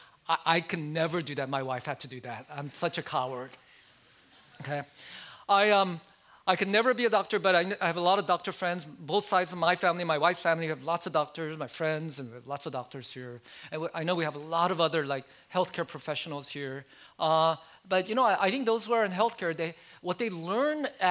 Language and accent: English; United States; I like many Asian Americans growing up in America